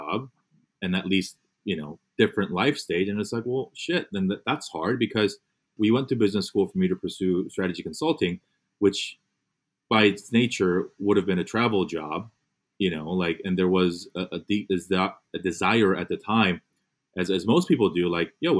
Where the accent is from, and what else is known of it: Fullerton, California, United States; born or raised there; also born or lived in Korea / New York / Michigan; now in Los Angeles, United States